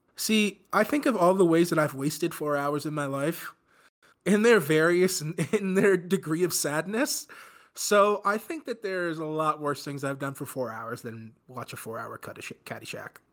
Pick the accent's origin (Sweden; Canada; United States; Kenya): United States; East Coast; We grew up on the East Coast